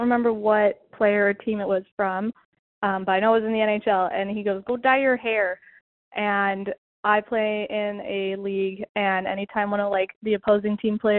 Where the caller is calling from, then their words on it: Irvine, California, United States; I'm from Irvine